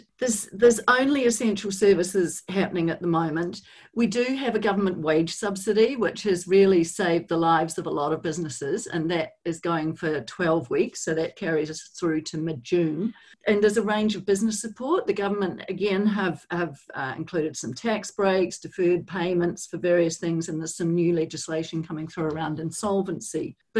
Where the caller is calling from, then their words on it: Wellington, New Zealand; Kia ora, Angie. I'm joining you from Wellington, New Zealand.